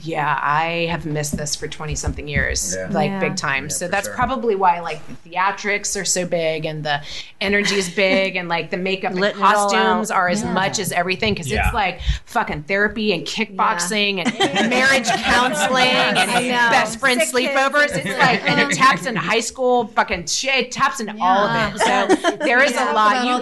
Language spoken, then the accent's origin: English; Atlanta, Georgia, United States; moved away; also born or lived in Florida / New Orleans; I am from Atlanta, born and raised in the South